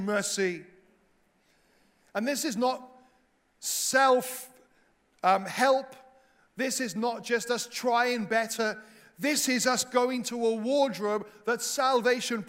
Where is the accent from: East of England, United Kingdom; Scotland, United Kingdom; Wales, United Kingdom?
Wales, United Kingdom; now in England; a Welsh missionary in England